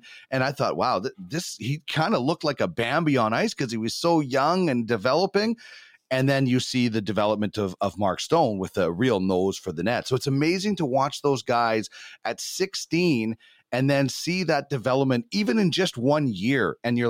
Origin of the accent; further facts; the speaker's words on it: Brandon, Manitoba, Canada; growing up in the Wheat City